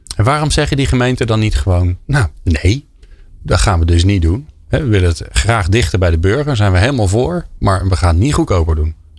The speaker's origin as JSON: {"language": "Dutch", "country": "Netherlands", "said": "als Nederlanders"}